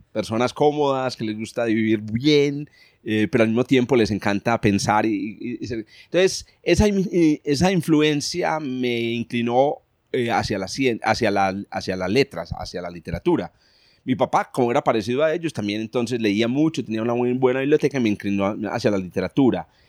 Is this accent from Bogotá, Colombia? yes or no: no; Paisa region, Antioquia, Colombia; accent: paisa; Los paisas somos, digamos, dicharacheros y somos y tenemos un, un lenguaje muy particular